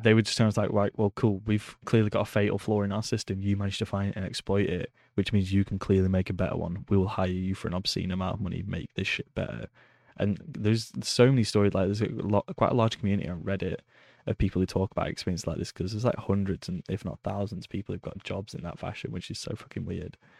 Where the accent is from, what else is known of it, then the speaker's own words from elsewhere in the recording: Preston, North West England, United Kingdom; moved away; I grew up in a town in England called Preston.